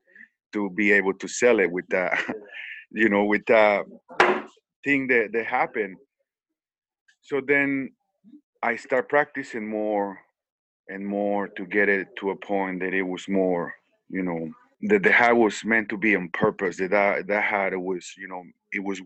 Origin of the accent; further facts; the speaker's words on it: San Francisco del Rincón, Guanajuato, Mexico; now in United States; I was raised in Mexico. I was born in Guanajuato, San Francisco del Rincón, Guanajuato.